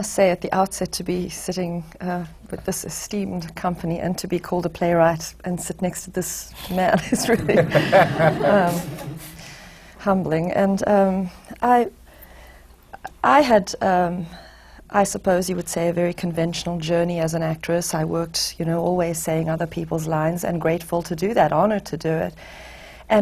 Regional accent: South Africa; moved away as an adult; also born or lived in Los Angeles; now in United States; I was born in South Africa and raised there, and I left there when I was 26 years old

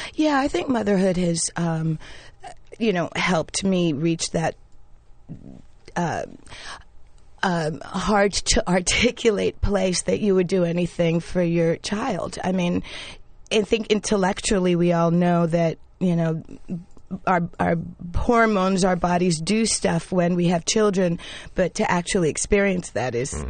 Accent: New York, United States; also born or lived in Panama; I grew up in the West Village

